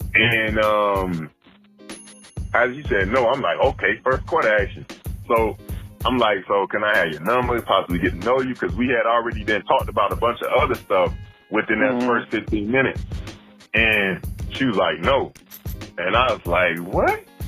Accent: United States; I'm black American

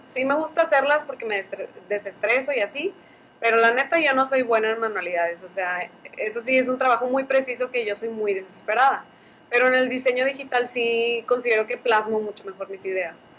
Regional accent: Allende, Nuevo León, Mexico; se nota que soy de Allende

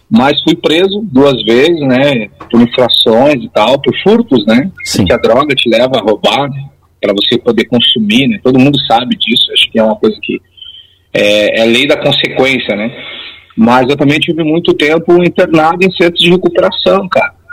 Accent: Caxias do Sul, Rio Grande do Sul, Brazil; eu sou morador de Caxias do Sul, sou natural daqui, nasci no Hospital Pompeia, filho da dona Catarina … né? moro aqui na zona norte de Caxias, na região Santa Fé, do bairro P.

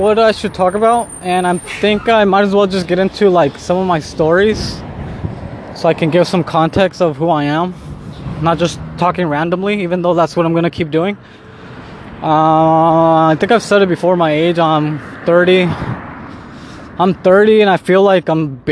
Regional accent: Southern California, United States; moved away as an adult; also born or lived in Mexico City, Mexico; now in Mexico; I was born in Mexico City, but I was raised in California, Southern California, since I was a baby

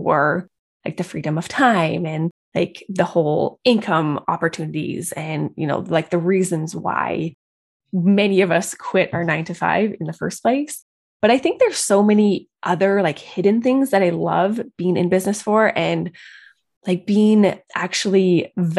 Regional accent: Calgary, Alberta, Canada; I'm from Calgary, Alberta, Canada.

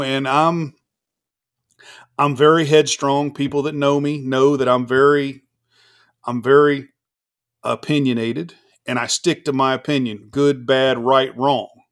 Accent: the South, United States; I'm a Southern boy

